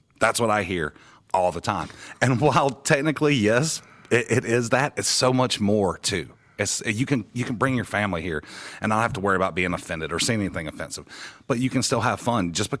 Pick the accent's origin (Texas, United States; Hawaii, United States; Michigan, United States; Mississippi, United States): Mississippi, United States; Pascagoula; now in Branson, United States; I'm from originally from South Mississippi, down around Pascagoula. It's in between Biloxi and Mobile.